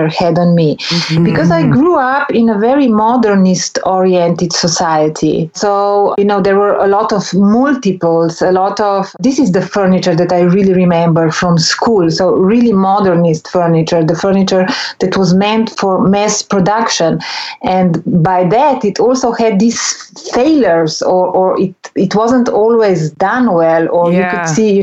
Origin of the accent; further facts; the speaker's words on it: Ljubljana, Slovenia; I was born in Ljubljana, which was a time part of ex-Yugoslavia